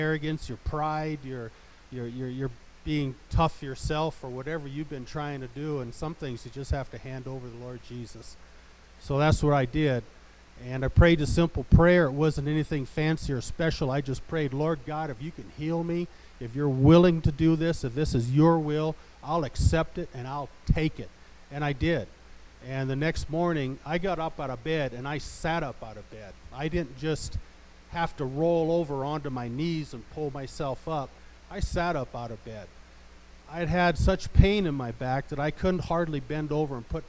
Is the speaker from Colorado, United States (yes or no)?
yes; Olathe, Colorado, United States; I'm from Olathe, Colorado.